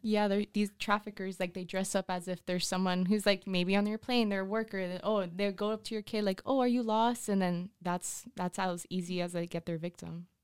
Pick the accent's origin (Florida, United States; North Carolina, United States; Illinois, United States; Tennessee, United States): Florida, United States; Miami; growing up in Miami